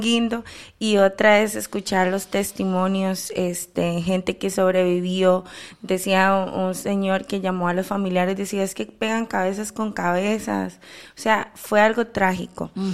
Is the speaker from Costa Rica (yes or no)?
yes; Costa Rica; como costarricenses que somos